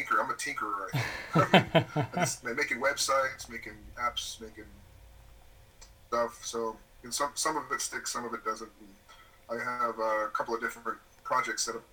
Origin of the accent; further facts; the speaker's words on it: Arizona, United States; moved away as an adult; also born or lived in Wisconsin; now in Japan; I'm an American. I was born in Wisconsin, but I grew up in Arizona and did undergrad all through undergrad in Arizona